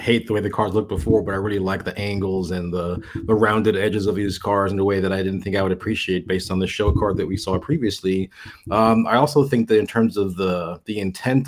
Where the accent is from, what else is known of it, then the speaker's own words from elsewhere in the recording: United States; being an American